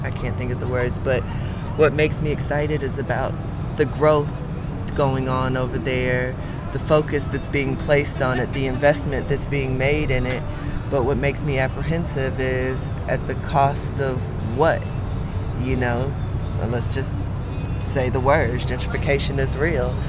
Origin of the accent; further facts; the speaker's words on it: Atlanta, Georgia, United States; I'm from the west side of the ATL